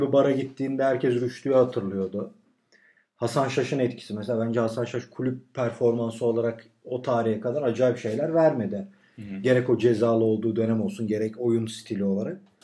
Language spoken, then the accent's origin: Turkish; Turkey; ben Türk'üm